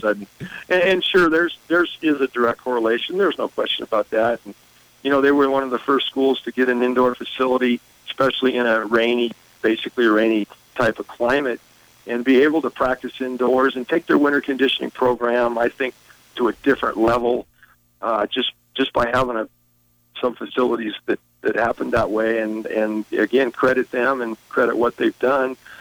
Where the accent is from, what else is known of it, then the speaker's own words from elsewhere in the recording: Eugene, Oregon, United States; moved away; also born or lived in Montana; I grew up in Eugene